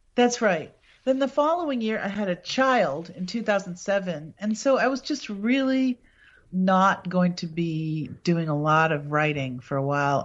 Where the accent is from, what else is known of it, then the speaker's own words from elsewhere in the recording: Appleton, Wisconsin, United States; my hometown, Appleton, is the birthplace and burial place of Senator Joseph McCarthy.